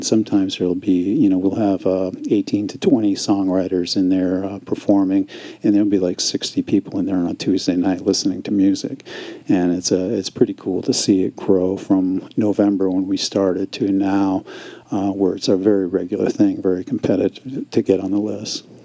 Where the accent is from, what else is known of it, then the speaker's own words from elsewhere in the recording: Maine, United States; moved away as an adult; also born or lived in Northeast Kingdom, Vermont; now in Vermont, United States; I grew up in the state of Maine